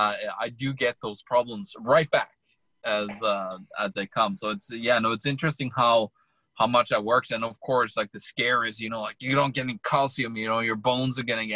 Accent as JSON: {"language": "English", "country": "Norway", "moved": "yes", "said": "when I lived back home in my home country, Norway"}